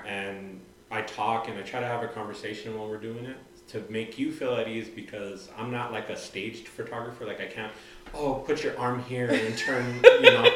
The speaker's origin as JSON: {"language": "English", "town": "Santa Fe", "region": "New Mexico", "country": "United States", "tie": "born or raised there", "moved": "as an adult", "lives_now": "Albuquerque, United States", "said": "I'm originally from Santa Fe, so I was born and raised."}